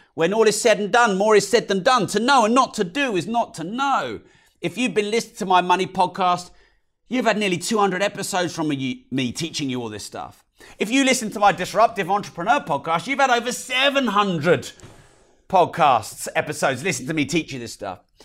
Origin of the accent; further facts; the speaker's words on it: United Kingdom; especially us British people. Oh, I'm so British